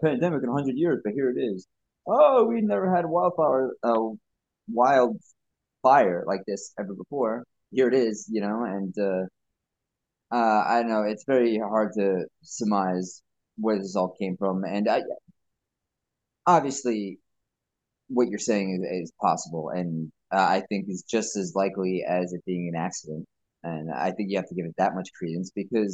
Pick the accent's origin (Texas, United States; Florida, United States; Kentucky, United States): Florida, United States; Space Coast; now in New York, United States; I grew up in the Space Coast area before moving to New York